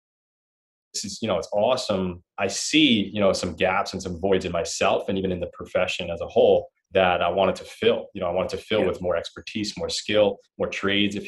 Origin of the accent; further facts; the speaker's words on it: Long Island, New York, United States; I grew up in Long Island, New York